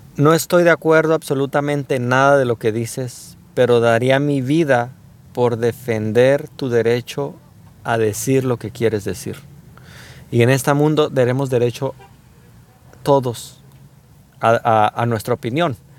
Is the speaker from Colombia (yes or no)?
no; Mexico; como mexicanos